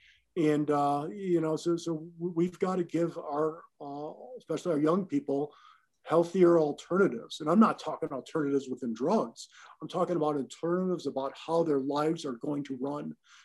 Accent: Michigan, United States; now in Colorado, United States; I grew up in Michigan.

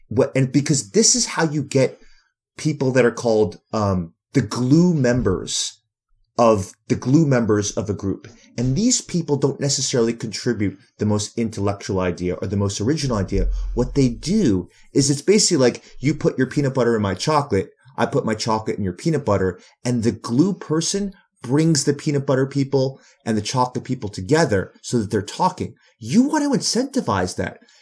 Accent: New York City, New York, United States; I'm from New York City

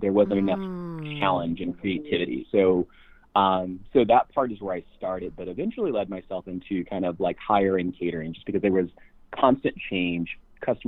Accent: Midwest, United States; moved away; also born or lived in West Coast; growing up in the Midwest and all of a sudden being in the West Coast

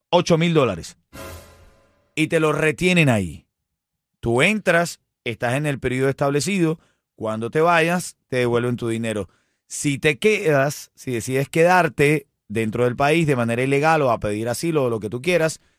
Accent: Venezuela; now in United States; ya nosotros somos norteamericanos. Sí, eh, Venezolanos

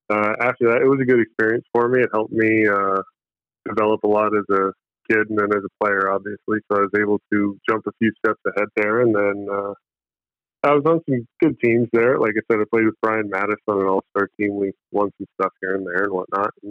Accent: Phoenix, Arizona, United States; born there; I'm a dual citizen. My dad's Canadian, my mom's American. I was born in Pho

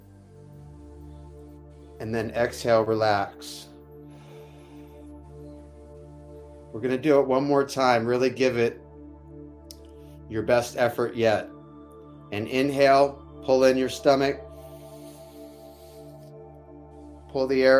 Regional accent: Detroit, Michigan, United States; moved away; my Midwest roots of Detroit-ish.

